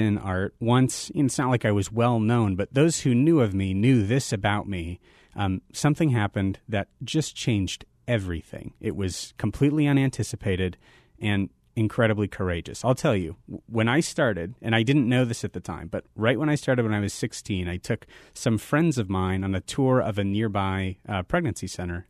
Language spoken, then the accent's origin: English; Phoenix, Arizona, United States; You know, I'm a native Phoenician, so I grew up in Phoenix, Arizona. I'm one of the few proud sports fans, long-suffering sports fans.